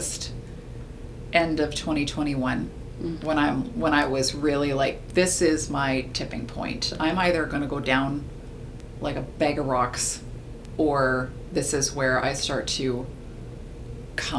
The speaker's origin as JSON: {"language": "English", "country": "Canada", "said": "we're born and raised in Canada"}